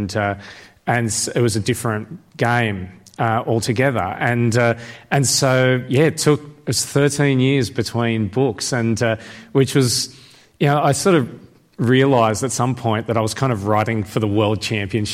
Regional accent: Sydney, New South Wales, Australia; I'm from Sydney

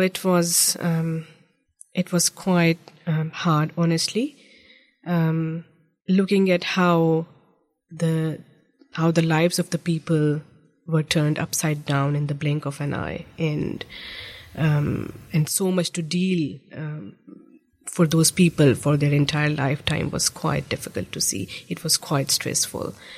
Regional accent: Islamabad, Islamabad Capital Territory, Pakistan; moved away as an adult; also born or lived in Egypt; now in New Zealand; I grew up in the federal capital of Pakistan. Um, it's it's known by the name of Islamabad

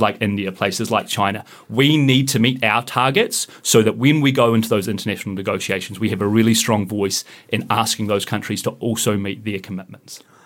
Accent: New Zealand; moved away as an adult; I grew up in Mifflin and just went to the local, uh, local school down in Mifflin

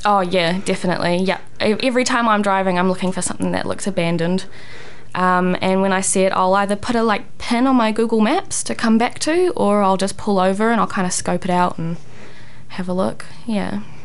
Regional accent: Thames, Waikato, New Zealand; back in my hometown of Thames

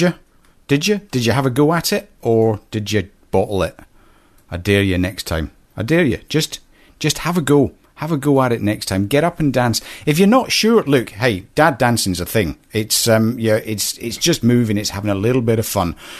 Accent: Scotland, United Kingdom; I was brought up in a small Scottish village

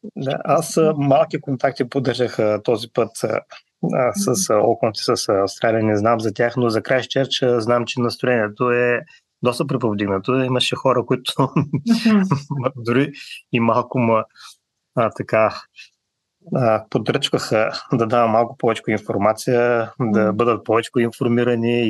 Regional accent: Bulgaria; now in New Zealand; Ние сме българи, носим си го българското в себе си

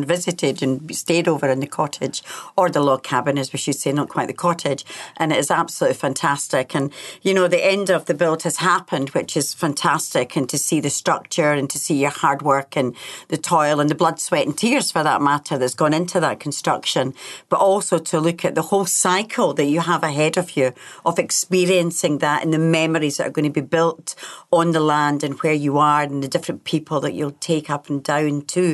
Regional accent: Scotland, United Kingdom; now in New Zealand; being Scottish

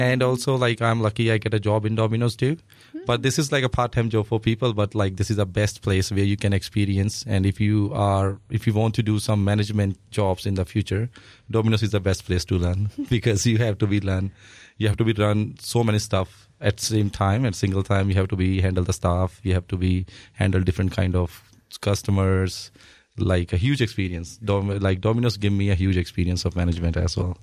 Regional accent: Amritsar, Punjab, India; moved away; So basically, I'm from Punjab and Punjab is the northern part of India, and we're sharing the border with Pakistan. So where I live, my home, my hometown name is Amritsar

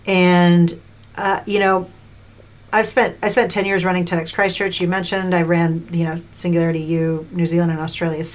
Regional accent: New York, United States; maybe a little cynical, like I'm from New York, but I didn't go in like sulky

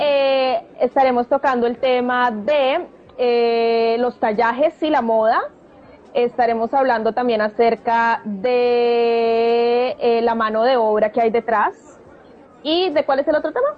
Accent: Colombia; now in New Zealand; somos colombianas viviendo en Nueva Zelanda

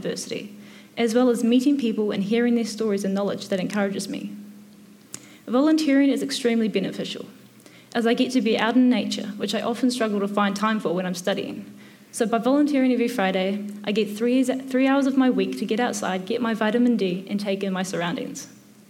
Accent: Taupo, Waikato, New Zealand; moved away as an adult; now in Christchurch, New Zealand; So originally I was from Taupo and I moved down to Christchurch

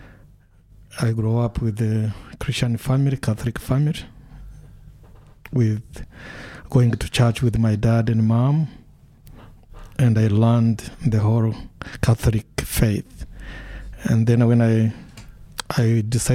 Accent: Rwanda; also born or lived in Washington, D.C.; now in Dunedin, New Zealand; I was born in Rwanda, and I witnessed the whole genocide and killings and massacres, and my own family was affected

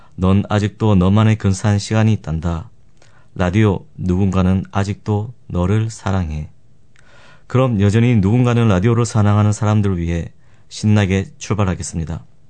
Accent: Gyeongsang, South Korea; accent: Gyeongsang dialect; 제가 경상도 출신이라 사투리도 많이 쓰고

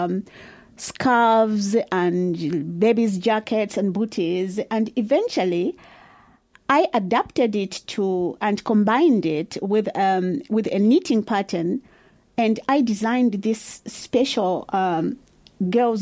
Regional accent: Barotseland, Western Province, Zambia; now in Dunedin, New Zealand; I'm from the western part of Zambia called Barotseland

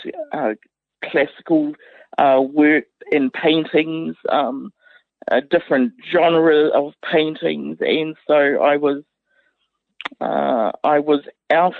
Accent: Otorohanga, Waikato, New Zealand; born or raised there

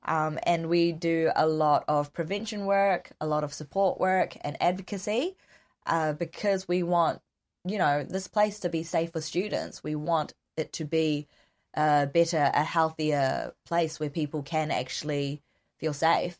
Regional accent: New Zealand; accent: Kiwi; I'm ethnically Korean, but born and raised in New Zealand

